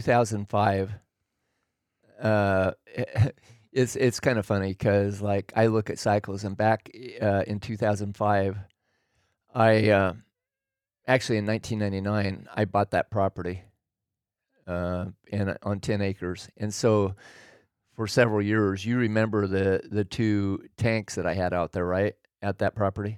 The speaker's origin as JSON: {"language": "English", "region": "Oregon", "country": "United States", "tie": "born or raised there", "also_born_or_lived": "California", "moved": "as an adult", "said": "I grew up in Oregon"}